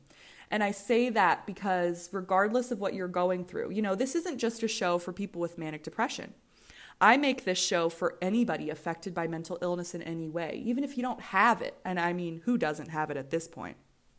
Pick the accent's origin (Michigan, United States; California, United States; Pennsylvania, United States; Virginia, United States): Virginia, United States; And I'm from Virginia.